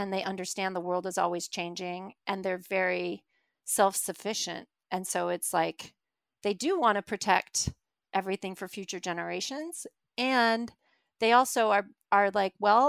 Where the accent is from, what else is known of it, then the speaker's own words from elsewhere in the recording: Alaska, United States; I grew up in Alaska